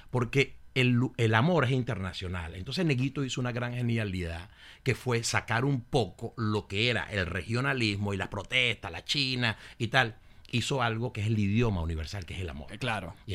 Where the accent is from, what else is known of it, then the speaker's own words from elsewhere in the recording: Caracas, Capital District, Venezuela; Hasta los cinco, pero después iba mucho, pasaba muchas vacaciones y todo. Pero, pero siempre, pero me crié en Caracas sin perder mi influencia y sin perder este lo que era la gaita.